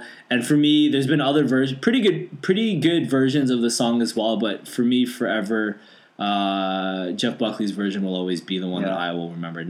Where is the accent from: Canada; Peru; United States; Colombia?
Canada; I know I'm Canadian.